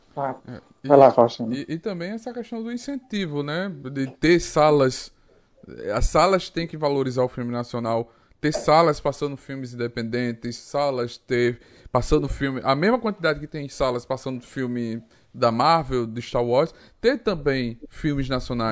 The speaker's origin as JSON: {"language": "Portuguese", "region": "Northeast Region", "country": "Brazil", "said": "sou nordestino."}